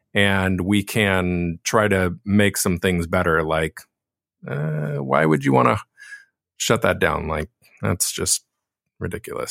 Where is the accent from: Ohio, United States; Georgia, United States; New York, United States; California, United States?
California, United States; Laguna Beach; I was born and raised in Laguna Beach